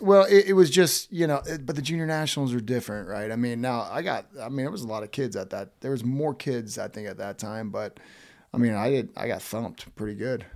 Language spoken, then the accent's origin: English; Woodville, Florida, United States; moved away; I grew up in a small town called Woodville that's fif-, not even fifteen minutes south of Tallahassee.